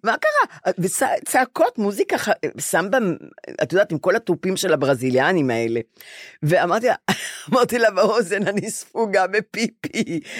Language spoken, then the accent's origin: Hebrew; Bnei Brak, Tel Aviv District, Israel; also born or lived in Ramat Gan; עברנו ל... לגור עם, עם סבא שלי בבני ברק לשלוש آ- אה. שנים, כי בנו בית ברמת גן